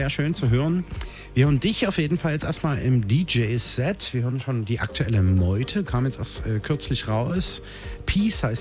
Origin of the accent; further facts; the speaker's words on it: Radebeul, Saxony, Germany; ich komme aus Radebeul.